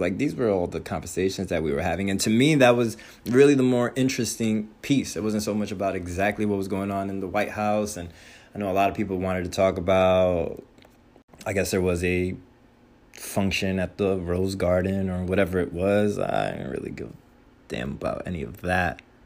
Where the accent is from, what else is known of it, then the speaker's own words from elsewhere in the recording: Union City, New Jersey, United States; I am from the Northeast, specifically New Jersey, specifically Hudson County, specifically Union City.